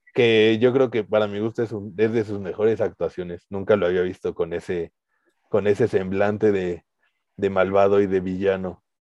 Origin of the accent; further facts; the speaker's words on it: Mexico; nosotros que somos mexicanos